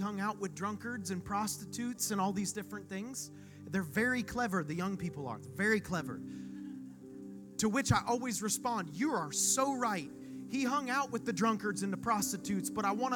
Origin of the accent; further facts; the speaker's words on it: Okeechobee, Florida, United States; now in Vero Beach, United States; I'm born and raised in Okeechobee, Florida